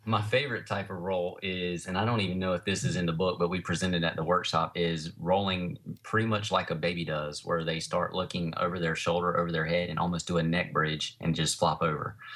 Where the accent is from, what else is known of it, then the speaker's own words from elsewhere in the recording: Fuquay-Varina, North Carolina, United States; I have a training studio in my hometown here where I live. uh, in a place called Fuquay Arena.